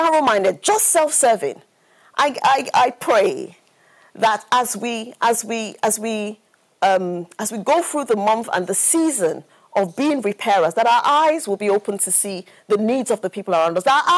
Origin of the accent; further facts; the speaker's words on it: Nigeria; I grew up in Nigeria